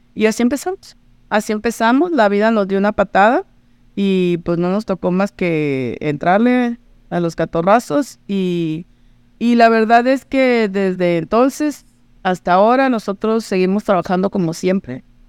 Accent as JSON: {"language": "Spanish", "town": "Mazatlán", "region": "Sinaloa", "country": "Mexico", "moved": "as an adult", "lives_now": "Baja California, Mexico", "said": "yo soy de Mazatlán y hace 30 años me fui a Baja California, poquito menos, 28 años"}